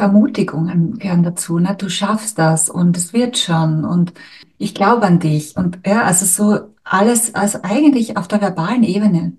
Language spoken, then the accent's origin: German; Styria, Austria; accent: Austrian, Styrian; ich spreche jetzt zum Beispiel Deutsch oder mein Dialekt ist jetzt österreichisch, steirisch